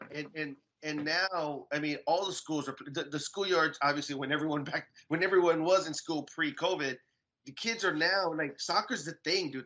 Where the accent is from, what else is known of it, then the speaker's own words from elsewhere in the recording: Riverside, California, United States; I grew up in Riverside